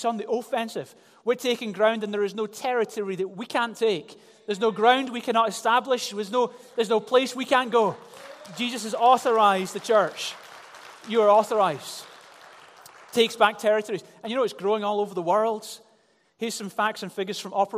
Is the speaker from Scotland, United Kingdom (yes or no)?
yes; Glasgow, Scotland, United Kingdom; I grew up in Glasgow